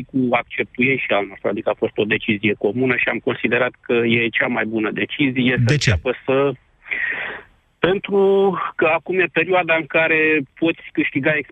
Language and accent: Romanian; Roșiori de Vede, Teleorman County, Romania; noi suntem din Roșiori, nu din Alexandria.